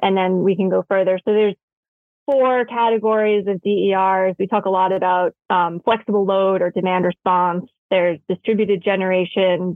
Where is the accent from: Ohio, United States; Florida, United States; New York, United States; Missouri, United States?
New York, United States; New York City; I grew up in New York City